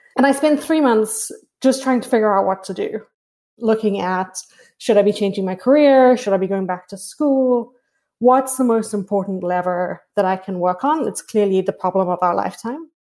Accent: South Africa; moved away; I grew up in South Africa

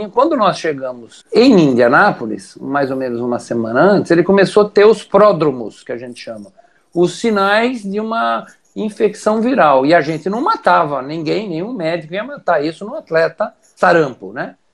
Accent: Brazil; E graças a Deus a gente é brasileiro, né?

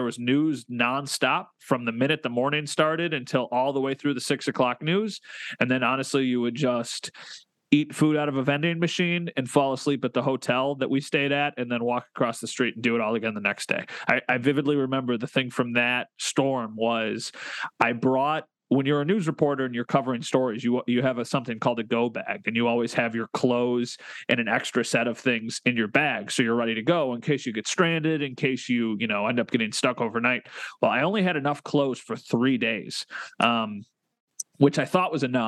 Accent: Wheatfield, New York, United States; I grew up in Wheatfield.

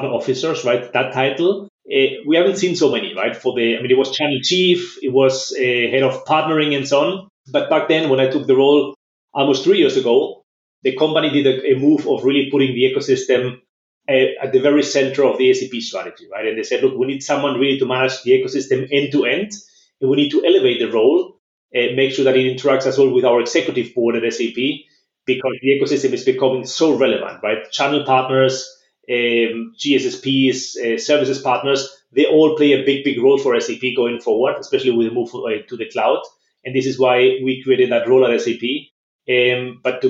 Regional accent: San Sebastian, Basque Country, Spain; moved away as an adult; also born or lived in Germany / Philadelphia, United States; now in Barcelona, Spain; I was actually born and raised in Spain

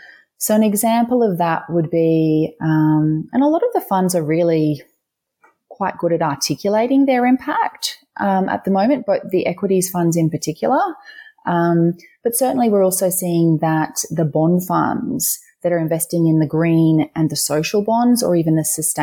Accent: Queensland, Australia; the Queensland Treasury has issued a green bond that went to finance, for example, this is in my home state, you know, the Gold Coast Light Rail Stage 2

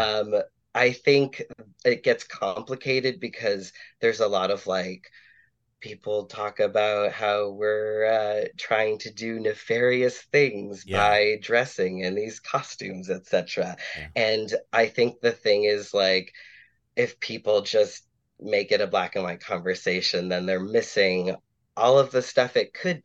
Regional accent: Boston, Massachusetts, United States; My sibling is NB, so we're two queer kids, growing up Catholic in Boston

